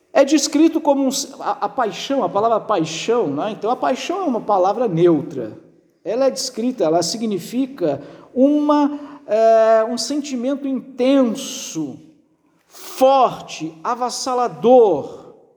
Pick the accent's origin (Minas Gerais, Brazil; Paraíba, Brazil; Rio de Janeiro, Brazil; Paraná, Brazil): Minas Gerais, Brazil; Barbacena; moved away; quando era criança pequena lá em Barbacena